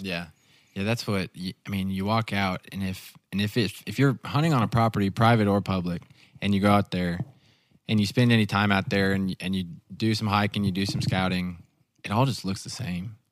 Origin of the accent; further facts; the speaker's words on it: the Ozarks, United States; I grew up in the Ozarks